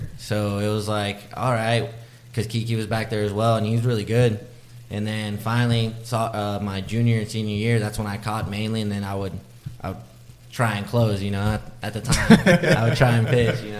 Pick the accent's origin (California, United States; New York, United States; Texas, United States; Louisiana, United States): Texas, United States; Austin; also born or lived in Round Rock, Texas / Morgantown, West Virginia; I'm from Austin, born and raised.